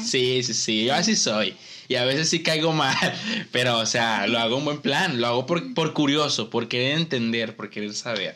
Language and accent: Spanish; Ciudad Madero, Tamaulipas, Mexico; soy de aquí de Tampico Madero, o sea, de Madero